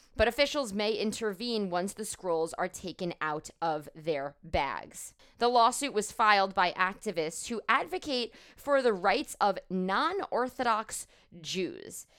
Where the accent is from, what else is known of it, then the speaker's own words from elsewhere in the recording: United States; also born or lived in New York; I, as an American Jewish woman